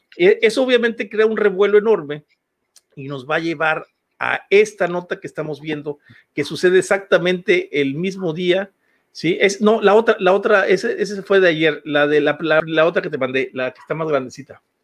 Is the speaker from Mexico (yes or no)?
yes; Huasteca, Mexico; de aquí, de donde soy yo, de la Huasteca